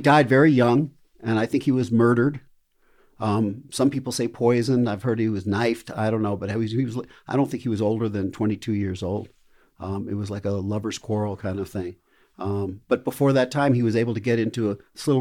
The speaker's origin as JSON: {"language": "English", "town": "Boulder", "region": "Colorado", "country": "United States", "lives_now": "Denver, United States", "said": "I could say I'm from Boulder"}